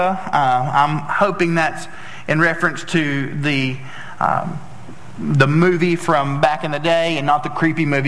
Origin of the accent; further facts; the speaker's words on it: Tennessee, United States; I'm from Tennessee and we don't pronounce a lot of words correctly